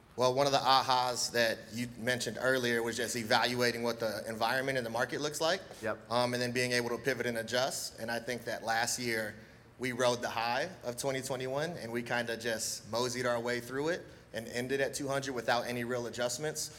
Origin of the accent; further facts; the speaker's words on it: Hawaii, United States; now in Virginia Beach, United States; I'm Hawaiian